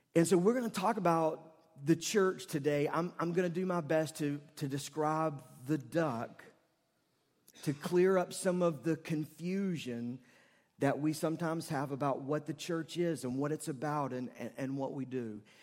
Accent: Charlotte, North Carolina, United States; I grew up in West Charlotte

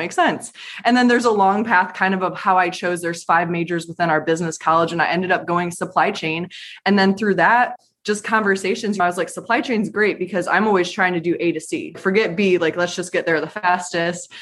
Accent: Michigan, United States; now in Raleigh, United States; I'm currently in Raleigh, North Carolina from the Michigan area.

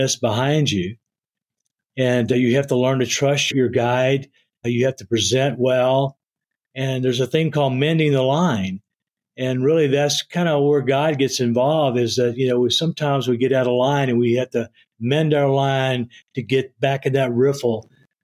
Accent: East Texas, United States; growing up in East Texas

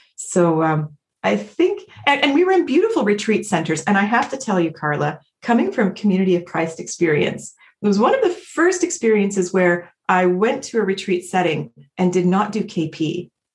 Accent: Independence, Missouri, United States; moved away as an adult; now in Vancouver, Canada; I live in Vancouver, BC, but I grew up in Independence, Missouri

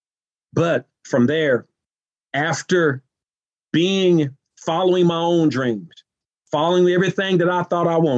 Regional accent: Nashville, Tennessee, United States; moved away as an adult; also born or lived in Evansville, Indiana; the housing developments that I grew up in Nashville

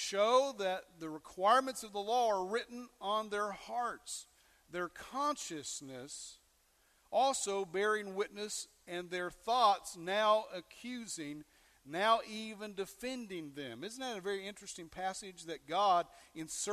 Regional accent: West Virginia and Kentucky, United States; also born or lived in North Carolina; I grew up in West Virginia and Kentucky in those days, and a little bit of North Carolina and Virginia

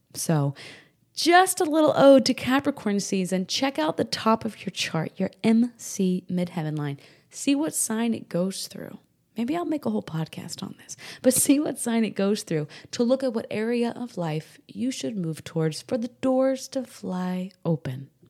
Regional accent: New Hampshire, United States; moved away; also born or lived in Rockport, Texas; I grew up in New England, New Hampshire specifically

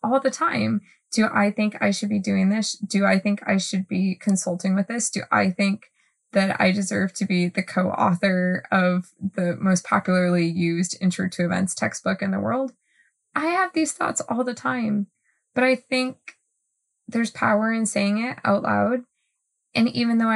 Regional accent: Northeast, United States; I'm from the Northeast

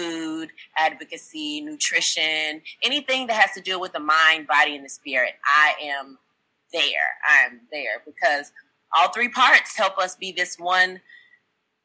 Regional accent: Texas, United States; now in Nashville, United States; I'm from Texas originally

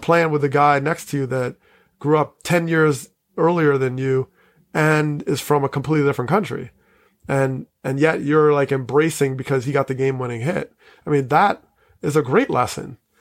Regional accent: Teaneck, New Jersey, United States; I grew up in Teaneck

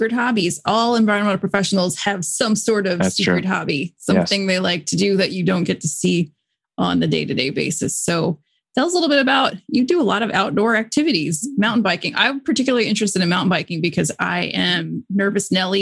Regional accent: Dunedin, Florida, United States; I grew up in Dunedin

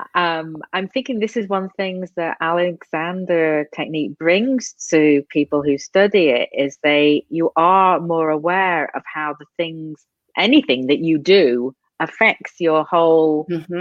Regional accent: England, United Kingdom; moved away; I'm from England

